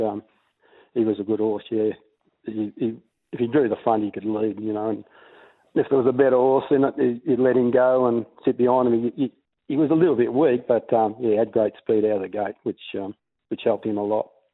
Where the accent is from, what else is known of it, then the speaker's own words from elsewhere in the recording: Mornington, Victoria, Australia; I was born in Mornington. We had a bit of a farm down there